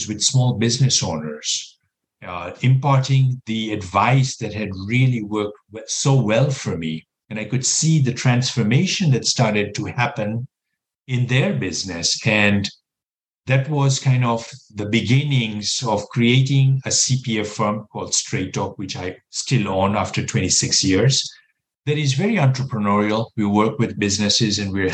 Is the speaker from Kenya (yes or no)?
yes; Kenya; moved away as an adult; also born or lived in Texas / New York City; now in United States; I was born and raised in Kenya, East Africa